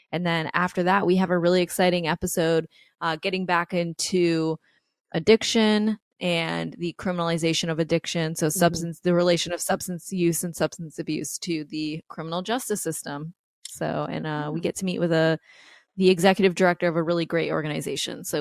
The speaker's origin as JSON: {"language": "English", "region": "New York", "country": "United States", "tie": "born or raised there", "said": "I grew up in New York"}